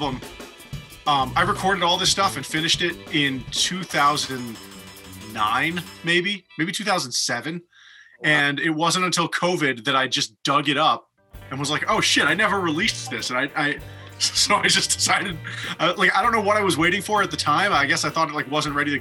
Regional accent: New York, United States; moved away as an adult; also born or lived in Boston, Massachusetts, United States; now in Los Angeles, United States; I was born in Boston, grew up in New York

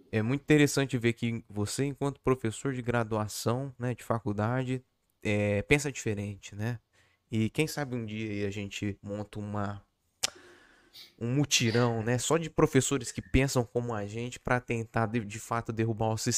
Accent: Araçatuba, São Paulo, Brazil; now in Jabuticabal, Brazil; Eu, eu tô em Jabuticabal. Eu sou de Araçatuba.

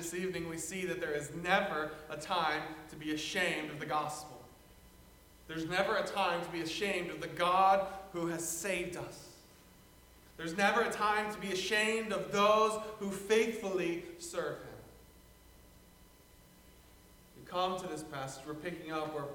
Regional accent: the South, United States; moved away; I come from the South

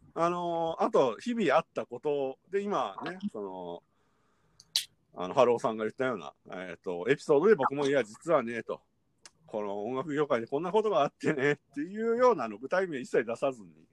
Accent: Kyoto, Japan; moved away as an adult; now in Tokyo, Japan; 関西出身です。私が京都で、

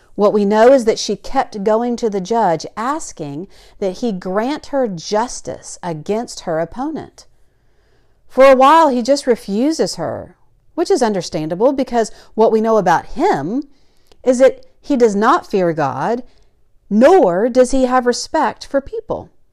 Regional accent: the South, United States; Growing up in the South

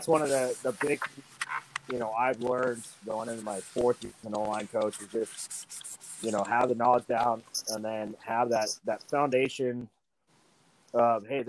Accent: Reno, Nevada, United States; I was born and raised in Reno, Nevada.

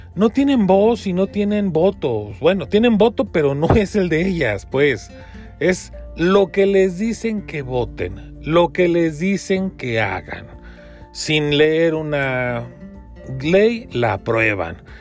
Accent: Mexico; como, mexicano

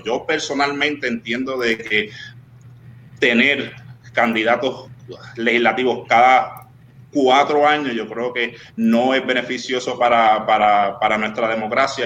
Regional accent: Río Grande, Puerto Rico; also born or lived in Miami, United States / Carolina, Puerto Rico; me crié en el barrio Malpica del pueblo de Río Grande

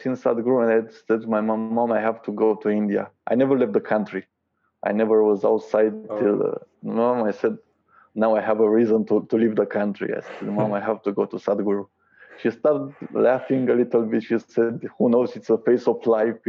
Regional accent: Romania; also born or lived in Bucharest; from Romania

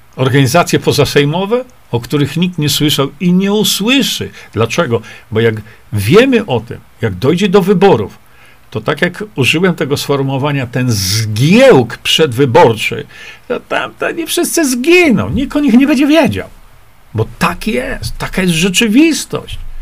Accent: Poland

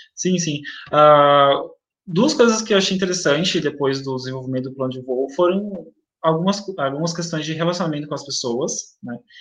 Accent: Itaquaquecetuba, São Paulo, Brazil; Nasci em São Paulo, ah, mas cresci aqui na cidade de Itacoaquecetuba

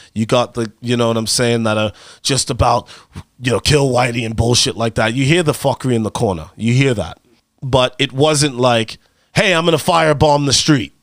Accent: United States; I'm an American

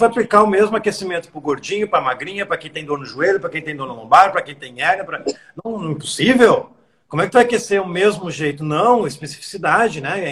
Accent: Rio Grande do Sul, Brazil; Eu sou gaúcho, falo tu

